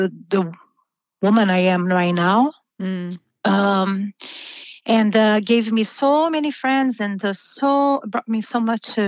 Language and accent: English; Brazil; moved away as an adult; So I'm originally from Brazil. I've been living here for almost 20 years. I started teaching yoga in Brazil when I was 18.